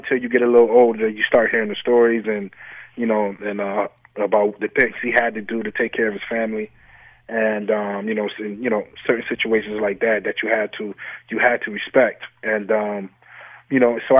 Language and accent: English; Syracuse, New York, United States; growing up in Syracuse, you always become automatically an SU fan